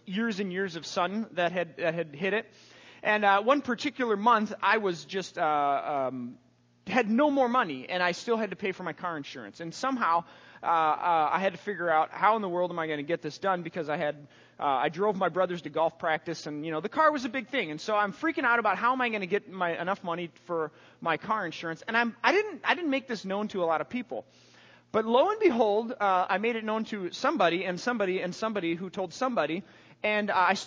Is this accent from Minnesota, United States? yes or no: yes; St. Paul, Minnesota, United States; I grew up in the Midway in St. Paul